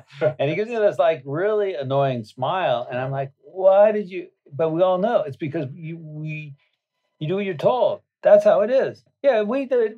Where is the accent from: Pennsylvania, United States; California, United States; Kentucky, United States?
California, United States; Berkeley; I was born in Berkeley, California a hotbed of radicalisms